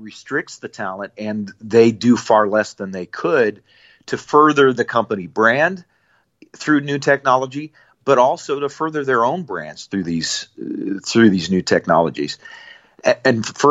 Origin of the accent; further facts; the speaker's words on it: Nebraska, United States; I grew up in Nebraska